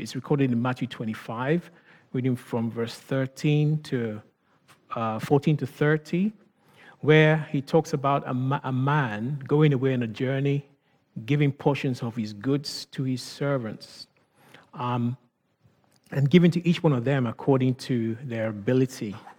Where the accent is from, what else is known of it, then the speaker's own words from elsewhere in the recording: Nigeria; accent: Nigerian; thinking about my accent as I speak right now. You know, when I speak with certain people, I mean, the Nigerian in me comes out. I am Nigerian